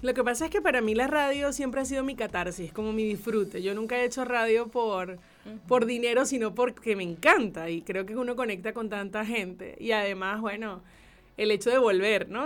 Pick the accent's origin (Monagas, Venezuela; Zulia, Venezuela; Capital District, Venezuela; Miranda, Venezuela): Zulia, Venezuela; Maracaibo; era en la selección preinfantil del estado Zulia. Okay, soy maracucha.